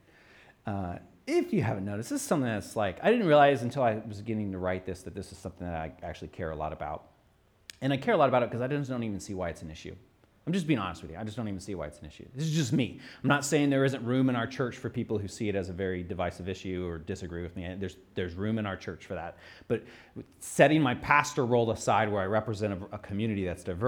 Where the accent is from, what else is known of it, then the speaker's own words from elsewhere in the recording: United States; I'm American